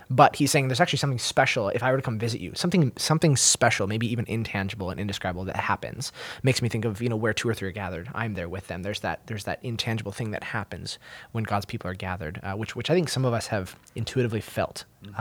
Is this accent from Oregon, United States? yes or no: yes; Oregon, United States; moved away; I'm from Oregon State originally